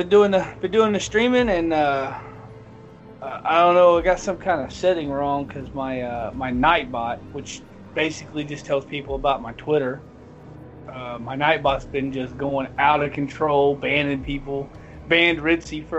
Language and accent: English; the South, United States; I'm from the South